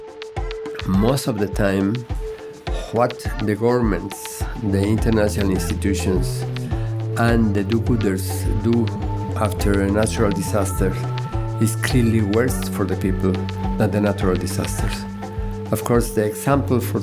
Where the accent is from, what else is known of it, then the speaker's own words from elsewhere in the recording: Mexico City, Mexico; I was raised in Mexico City